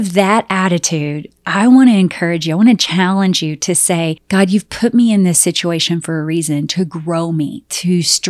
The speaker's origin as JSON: {"language": "English", "region": "Southern United States", "country": "United States", "said": "oh my gosh, I come from the South and any snake is a poisonous snake."}